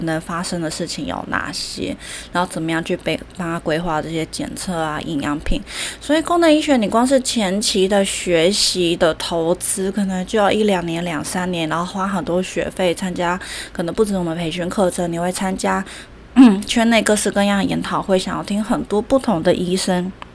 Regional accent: Taiwan; 我们台湾人个性都比较急嘛

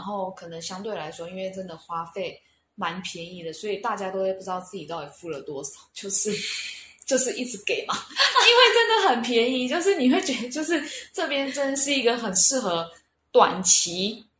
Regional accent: Taiwan; moved away as an adult; now in Cebu, Philippines; 因为我们从台湾来的学生都是用美金换

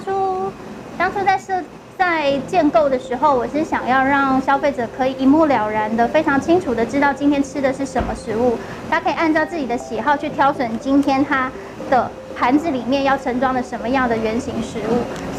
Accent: Taipei, Taiwan; 我们在士林实习室土生土长的，就是爸爸妈妈都在士林阳明山这一带生活

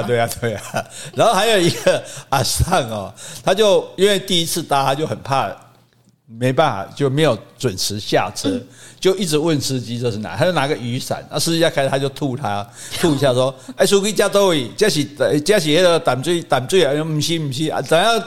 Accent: Hsinchu, Taiwan; also born or lived in Yilan / Taichung / Taipei; now in Kaohsiung, Taiwan; 我在宜兰出生的。我在新竹长大的。我定，长期定居台中，最后流浪台北，最后嫁到高雄

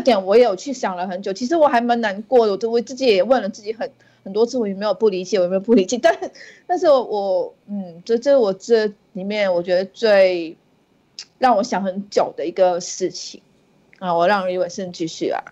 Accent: Singapore; moved away as an adult; now in Hong Kong; 我住在香港十年，但是我是新加坡人

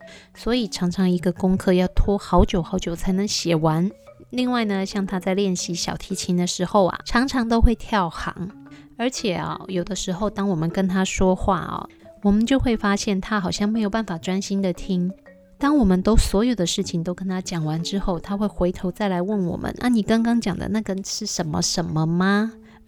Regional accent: Taiwan; 我们台湾人

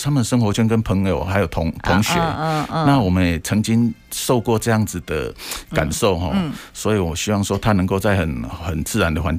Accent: Zhutang, Changhua County, Taiwan; moved away as an adult; 我在这边出生长大啊。

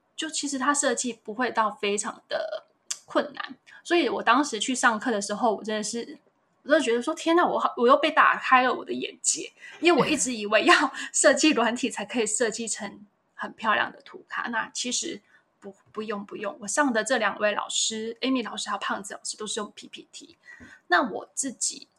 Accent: Yanshui, Tainan, Taiwan; 我是台南人，很爱吃甜的台南人

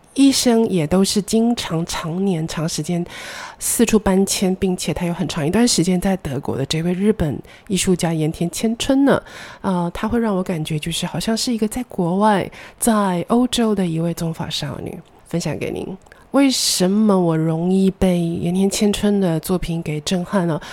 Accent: Taichung, Taiwan; moved away as an adult; also born or lived in Taipei; 我们老家的二楼的大客厅放着我的两台演奏型的钢琴

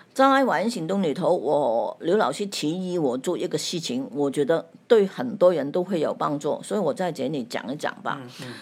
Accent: Hong Kong; 我是来自香港的

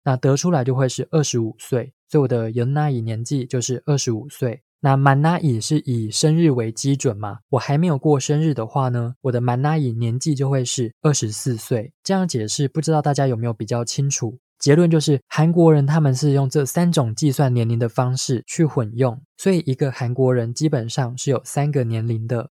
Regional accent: Taiwan; 我们在台湾

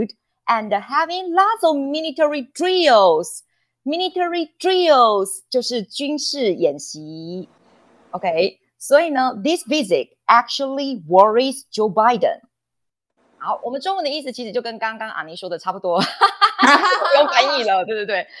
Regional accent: Taiwan; 我觉得我们台湾人被拜访，我们应该要有自己的发声权。

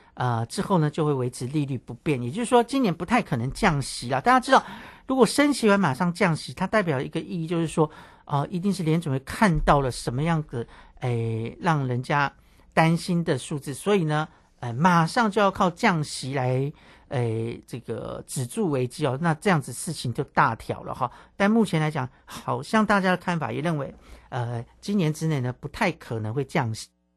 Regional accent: Tai'an, Miaoli County, Taiwan; 我的家乡苗栗泰安哈，那个是一个泡汤的圣地

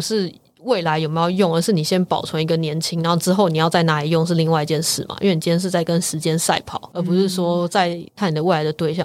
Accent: Taiwan; moved away as an adult; also born or lived in United Kingdom; 这几年回到台湾之后，我就加入了 T F C Taipei Fertility Center 台北生殖中心，然后来协助他们运营这个品牌

